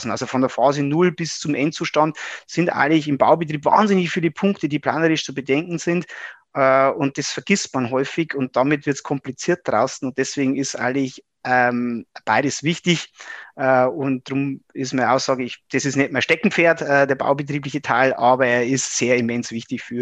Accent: Regensburg, Bavaria, Germany; bin ein Oberpfälzer, ähm, hier in äh, Regensburg im Landkreis aufgewachsen

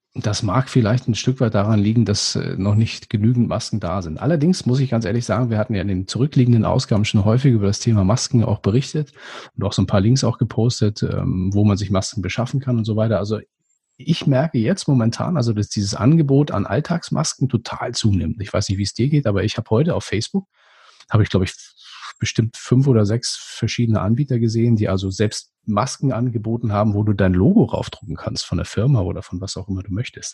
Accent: Schleswig-Holstein, Germany; als Norddeutscher erschüttert hat, es gibt bei uns in, äh, in Schleswig-Holstein

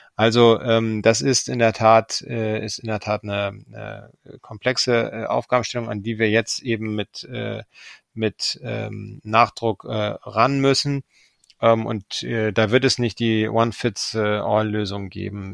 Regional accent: Germany; sind wir als Deutsche in besonderer Verantwortung

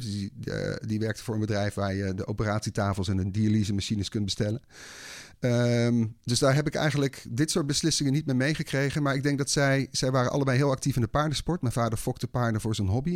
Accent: Breda, North Brabant, Netherlands; In Breda. Ik ben opgegroeid in Breda

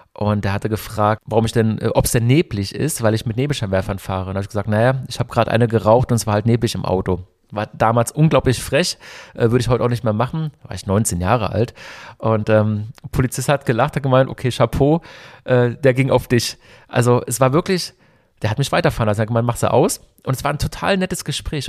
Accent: Hockenheim, Baden-Württemberg, Germany; also born or lived in Berlin; ich komme aus Hockenheim eigentlich, also ich bin in Berlin geboren, wie schon erwähnt, bin aber in Hockenheim aufgewachsen

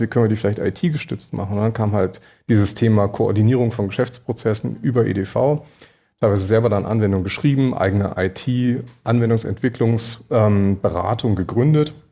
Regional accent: Berlin, Germany; Ich komme ja aus Berlin

